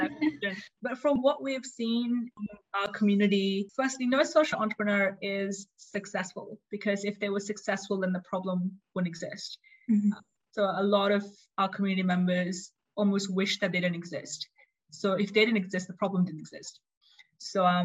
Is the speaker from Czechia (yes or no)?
no; Australia; moved away as an adult; also born or lived in India (parents); now in Switzerland; I'm Indian Australian